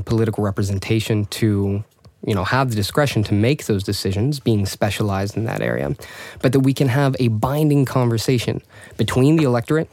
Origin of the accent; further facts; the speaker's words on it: United States; moved away as an adult; now in Stockholm, Sweden; I am an American-born Swedish resident. I've been here for the past 3 years